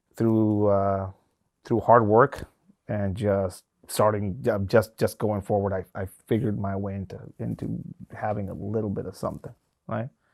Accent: Tijuana, Baja California, Mexico; now in United States; Tijuana one of the focal points of some of these migrant caravans uh, uh, uh, is my hometown

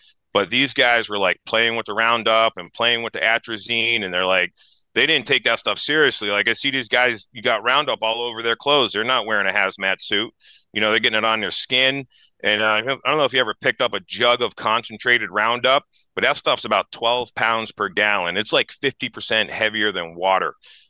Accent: New Hampshire, United States; I'm from New Hampshire. I moved here for the Free State Project.

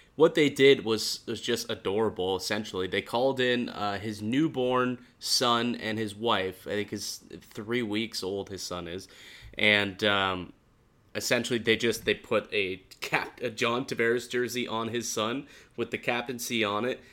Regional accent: Niagara Falls, Ontario, Canada; I grew up in Niagara Falls

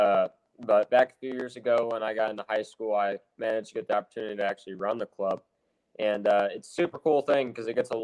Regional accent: Indiana, United States; I'm 17 from Indiana

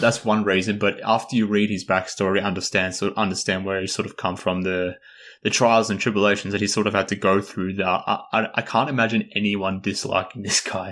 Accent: Australia; accent: Australian; I am Australian

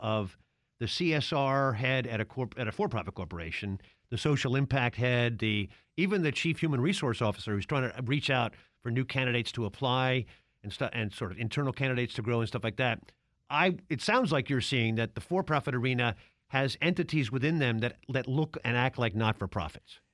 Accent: Baltimore, Maryland, United States; I'm from Baltimore

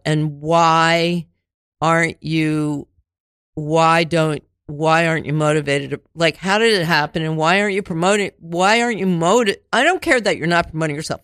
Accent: Cheltenham, Pennsylvania, United States; also born or lived in Linwood Gardens; eight to eighteen, I lived in Cheltenham, the suburbs

